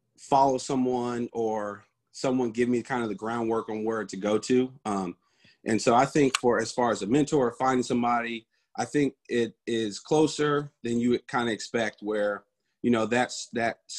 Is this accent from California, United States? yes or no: no; Indianapolis, Indiana, United States; I'm from Indianapolis, Indiana. Grew up there, was there all my life.